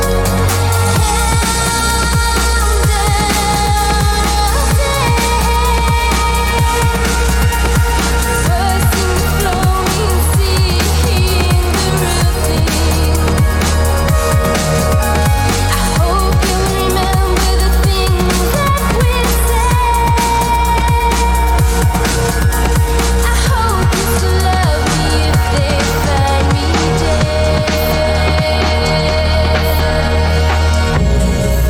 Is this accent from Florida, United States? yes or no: yes; Tampa, Florida, United States; We grew up here in Tampa together